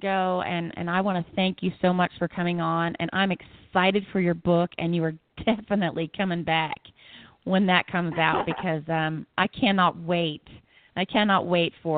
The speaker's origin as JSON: {"language": "English", "country": "Costa Rica", "moved": "yes", "said": "I'm a Costa Rica gal, so we say things a little bit different."}